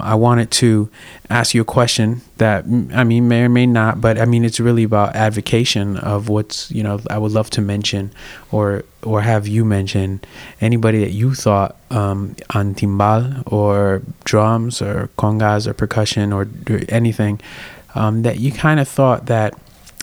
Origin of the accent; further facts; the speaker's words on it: Hartford, Connecticut, United States; moved away as an adult; also born or lived in Boston; now in New York, United States; I grew up in Hartford